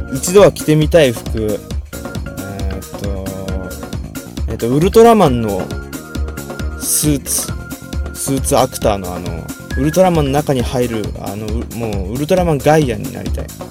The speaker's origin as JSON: {"language": "Japanese", "region": "Saitama", "country": "Japan", "tie": "born or raised there", "said": "出身地はどこ埼玉県です"}